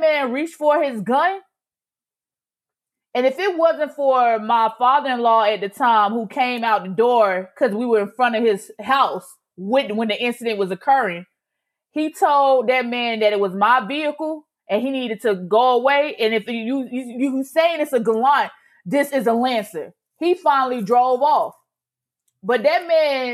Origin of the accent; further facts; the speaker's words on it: Augusta, Georgia, United States; moved away; I am from Augusta, Georgia